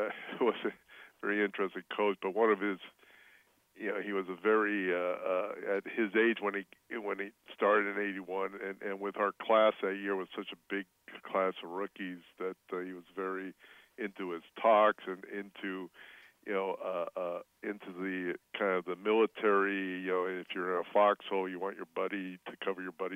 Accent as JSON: {"language": "English", "area": "Orange County", "region": "California", "country": "United States", "tie": "born or raised there", "said": "I grew up in Orange County, then went to SC"}